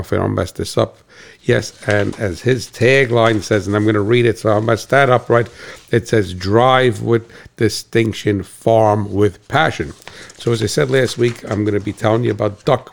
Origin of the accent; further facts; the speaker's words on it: United States; I'm American